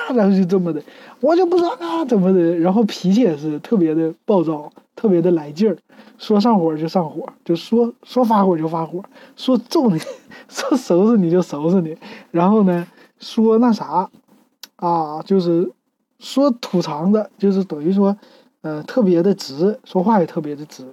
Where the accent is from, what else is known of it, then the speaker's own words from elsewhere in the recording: Shenyang, Liaoning, China; 就在我们沈阳边儿上